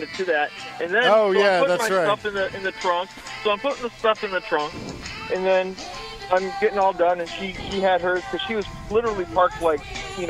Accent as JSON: {"language": "English", "town": "Chicago", "region": "Illinois", "country": "United States", "tie": "born or raised there", "said": "my hometown here"}